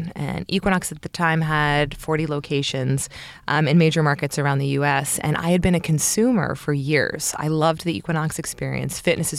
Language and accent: English; Baltimore, Maryland, United States; I grew up in Baltimore, Maryland, and my father started a couple of companies, all based out of Washington, D.C.